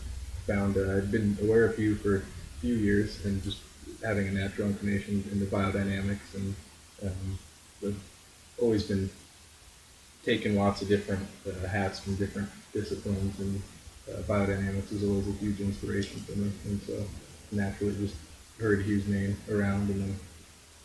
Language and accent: English; California, United States; growing up in California